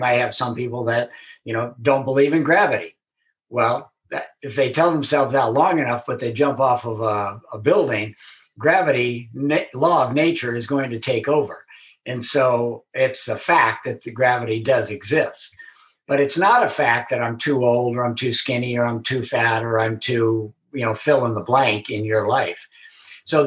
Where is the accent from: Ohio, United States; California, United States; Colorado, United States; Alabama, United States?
California, United States; Southern; born and raised in Southern California